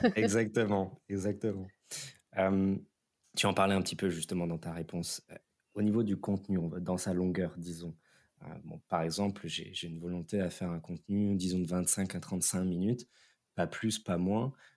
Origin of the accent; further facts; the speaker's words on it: France; en tant que Français